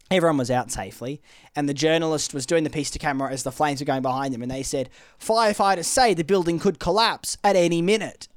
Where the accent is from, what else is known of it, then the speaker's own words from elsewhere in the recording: Australia; growing up in Australia